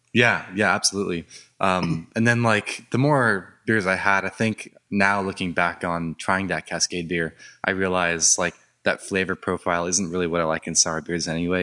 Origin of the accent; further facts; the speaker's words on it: Orange County, California, United States; I grew up in Orange County